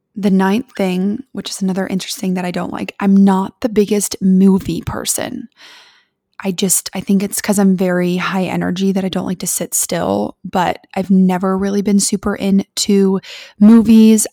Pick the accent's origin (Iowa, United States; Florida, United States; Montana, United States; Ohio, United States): Ohio, United States; Columbus; I was born and raised in Columbus, Ohio